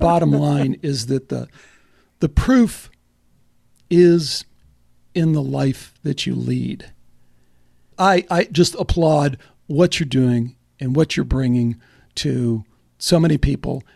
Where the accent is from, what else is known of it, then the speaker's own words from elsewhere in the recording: Chicago, Illinois, United States; moved away; also born or lived in Dallas; I grew up in Chicago